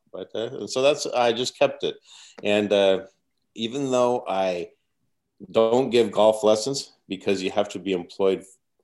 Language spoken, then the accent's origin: English; Twin Falls, Idaho, United States; moved away as an adult; also born or lived in Kansas; growing up in Twin Falls, Idaho